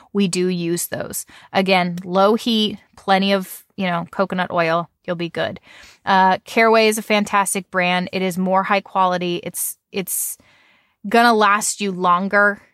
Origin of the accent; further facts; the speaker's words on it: United States; I say Nan 'cause I'm American